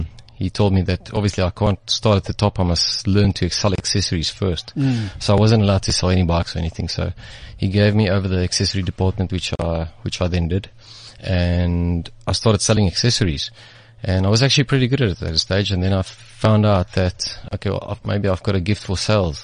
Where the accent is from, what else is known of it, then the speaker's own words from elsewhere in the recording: Centurion, Gauteng, South Africa; I grew up in Centurion. Did my school years in Centurion, well, in a private school